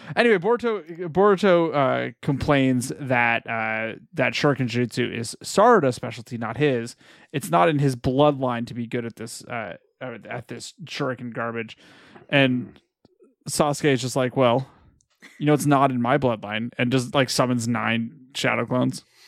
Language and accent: English; California, United States; We're all raised Californians.